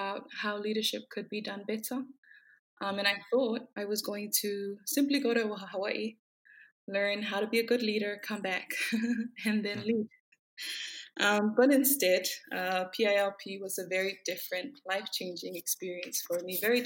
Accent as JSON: {"language": "English", "country": "Samoa", "tie": "born or raised there", "also_born_or_lived": "Fiji", "said": "So I'm from Samoa. Grew up in Samoa, lived in Samoa all my life."}